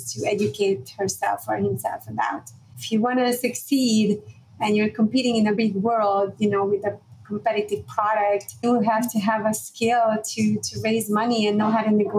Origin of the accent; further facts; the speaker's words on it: Budapest, Hungary; moved away; I was born in Budapest, Hungary in 1976